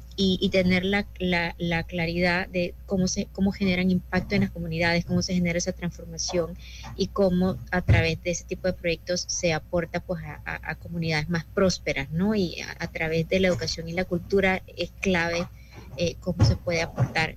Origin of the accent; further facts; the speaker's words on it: Panama; como panameños tenemos que sentirnos sumamente orgullosos